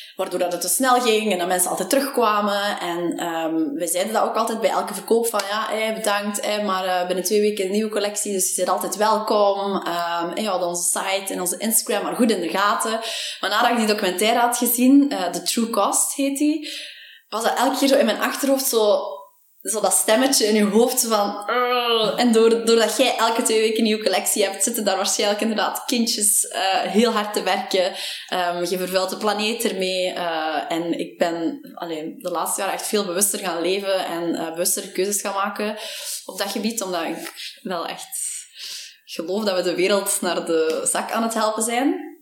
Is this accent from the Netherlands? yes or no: no; Temse, Flanders, Belgium; moved away as an adult; now in Antwerp, Belgium; ik ben oorspronkelijk van Temse